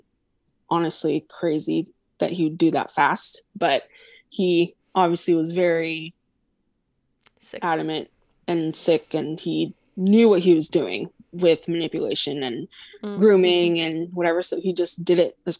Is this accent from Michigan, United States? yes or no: no; Sacramento, California, United States; I'm born and raised in Sacramento